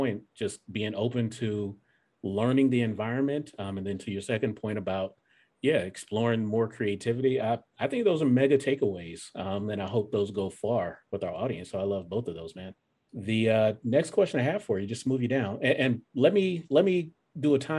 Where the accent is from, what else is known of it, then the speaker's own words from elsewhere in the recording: the South, United States; I'm personally so born and raised in the South. You know, my family's from Alabama and South Georgia